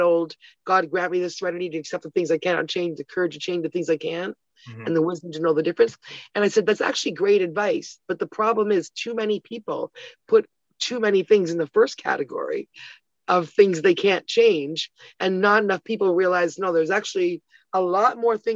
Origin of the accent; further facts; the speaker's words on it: Toronto, Ontario, Canada; also born or lived in Ottawa, Canada; now in Hamilton, Canada; I lived there till I was 10 and then moved with my family to Toronto.